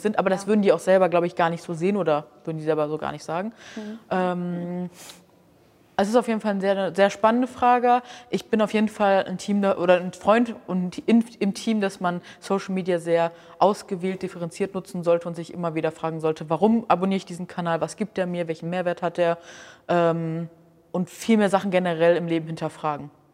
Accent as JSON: {"language": "German", "region": "Hamburg", "country": "Germany", "said": "ich komme aus Hamburg"}